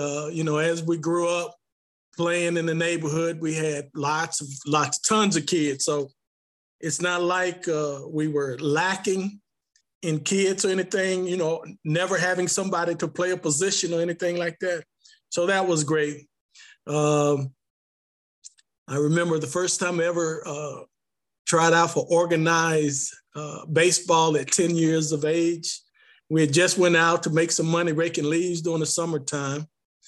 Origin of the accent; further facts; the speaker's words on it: Martinsville, Virginia, United States; Well, growing up in Martinsville was really exciting as a young child.